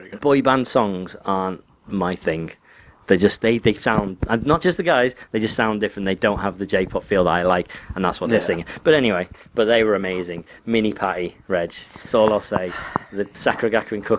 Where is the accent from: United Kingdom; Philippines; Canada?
United Kingdom; England; I'm English.